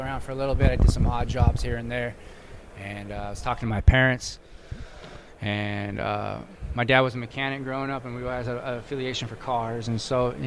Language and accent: English; Orange County, Southern California, United States; My hometown, Southern California, like Orange County